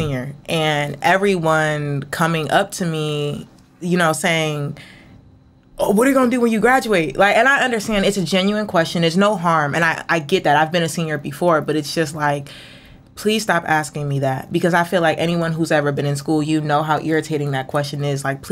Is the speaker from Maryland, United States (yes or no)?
no; Cleveland, Ohio, United States; I'm 21, and I'm from Cleveland